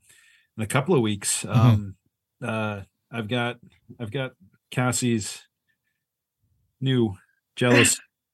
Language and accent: English; Maine, United States; Mark asked where I was from, mm-hmm. and I said Maine